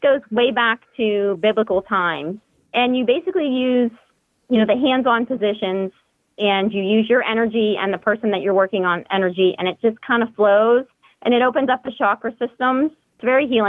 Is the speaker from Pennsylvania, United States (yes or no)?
yes; Pittsburgh, Pennsylvania, United States; I grew up in the Pittsburgh area.